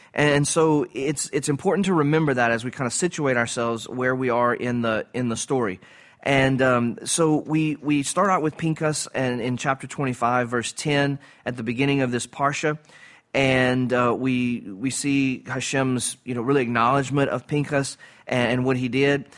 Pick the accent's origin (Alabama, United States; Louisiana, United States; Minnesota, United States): Louisiana, United States; Cajun; I'm a Cajun